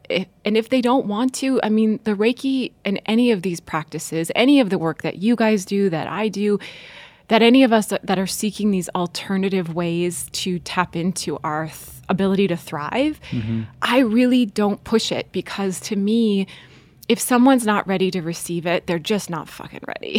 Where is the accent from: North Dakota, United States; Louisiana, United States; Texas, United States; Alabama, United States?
North Dakota, United States; moved away; also born or lived in Washington, D.C.; I grew up in North Dakota